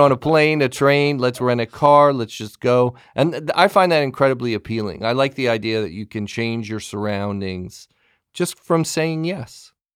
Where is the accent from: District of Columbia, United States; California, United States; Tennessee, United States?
California, United States; Pasadena; I'm a California boy myself. I grew up in the Pasadena area